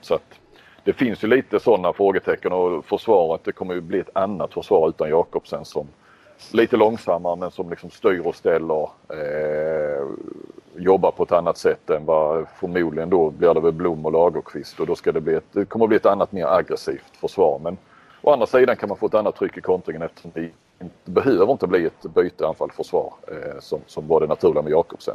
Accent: Sweden; jag är från Sverige

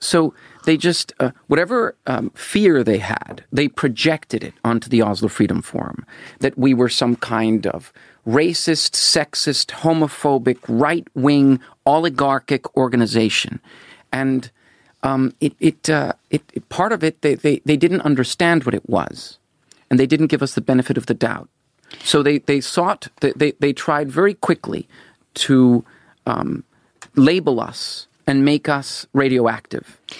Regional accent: Venezuela; moved away as an adult; I was born in Venezuela. Yes, my my my grandfather and grandmother lived in Venezuela, and and my father, a Norwegian, was born there. And so I, I grew up there.

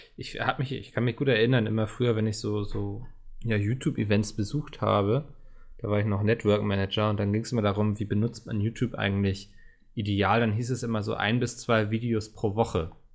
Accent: Northern Germany, Germany; als Norddeutscher

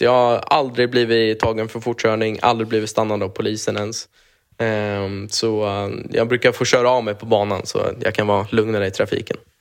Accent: Sweden; moved away as an adult; now in United States; jag är ju svensk i grund och botten

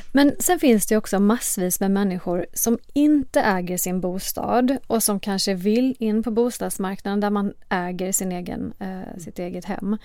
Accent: Sweden; vi som svenskar

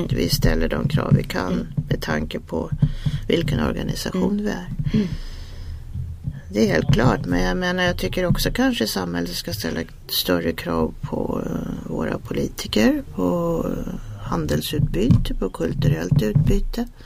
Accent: Sweden; nu pratar man som svensk så är det ju, man, har ju viss skepticism

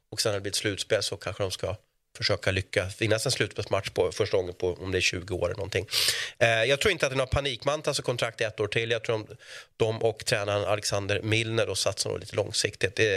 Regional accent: Piteå, Norrbotten County, Sweden; Nej, Piteå.

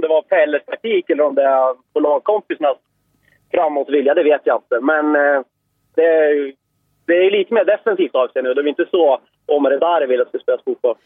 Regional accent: Eskilstuna, Södermanland, Sweden; jag är från Eskilstuna

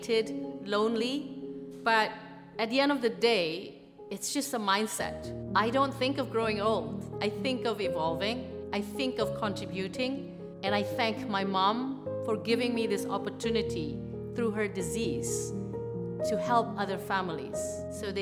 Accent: Jakarta, Indonesia; moved away as an adult; also born or lived in Australia; I grew up in Jakarta, Indonesia

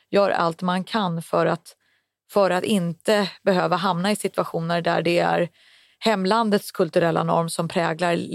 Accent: Sweden; born there; eftersom jag är född i Sverige och min syster är född i Sverige

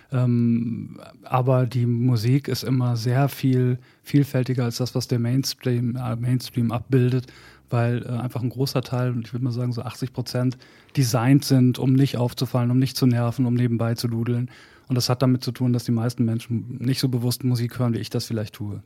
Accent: Bad Salzuflen, North Rhine-Westphalia, Germany; moved away; also born or lived in Hamburg; in Bad Salzuflen, wo ich angefangen habe, wo ich aufgewachsen bin

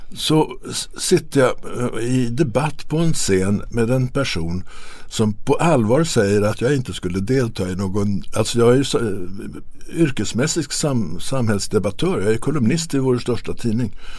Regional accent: Sweden; som svensk

